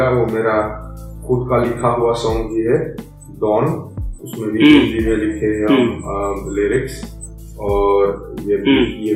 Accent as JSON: {"language": "Hindi", "country": "India", "said": "तो क्योंकि मैं क्योंकि मैं इंडियन हूँ मैं मैं म्यूजिशियन हूँ"}